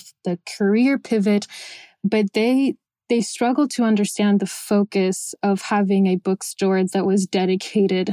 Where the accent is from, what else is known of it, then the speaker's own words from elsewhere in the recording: Miami, Florida, United States; also born or lived in Venezuela; I was born in Venezuela. I grew up in Miami, Florida